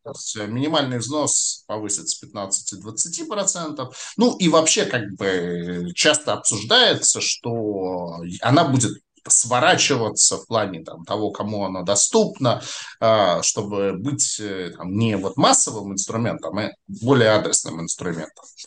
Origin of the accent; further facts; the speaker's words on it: Saint Petersburg, Russia; я, как уроженец Петербурга, очень хорошо знаю географию Петербурга